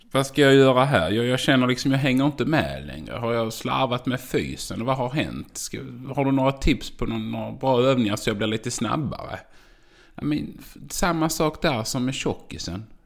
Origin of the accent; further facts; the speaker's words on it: Göinge area, Skåne, Sweden; accent: skånska; Jag är född i Skåne. Jag är uppvuxen på en åker. Jag är från Göingetrakten